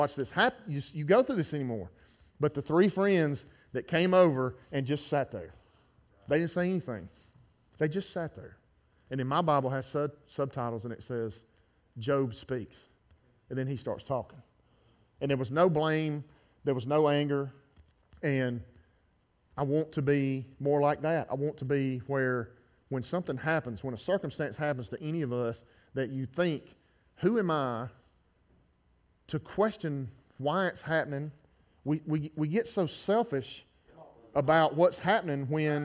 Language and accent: English; Gardendale, Alabama, United States; My family's been in this town for 100 years. I grew up in Garnet